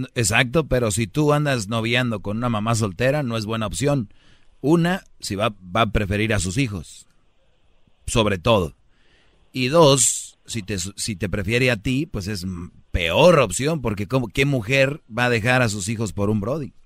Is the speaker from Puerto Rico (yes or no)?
no; Monterrey, Nuevo León, Mexico; como buen regio